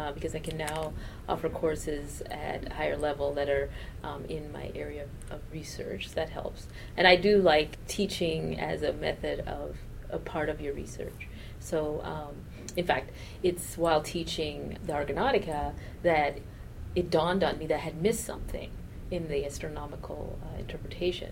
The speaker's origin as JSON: {"language": "English", "town": "Toronto", "region": "Ontario", "country": "Canada", "tie": "born or raised there", "also_born_or_lived": "Jamaica", "moved": "yes", "said": "I grew up in Toronto where the team is the Argos"}